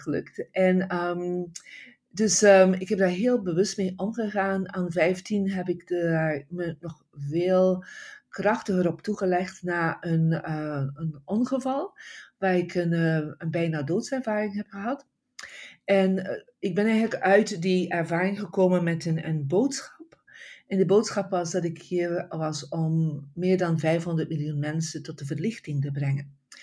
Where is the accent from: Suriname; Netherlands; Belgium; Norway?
Belgium; Bruges, Flanders; now in California, United States; ik ben oorspronkelijk van België, van een prachtig stadje uh, Brugge in West-Vlaanderen.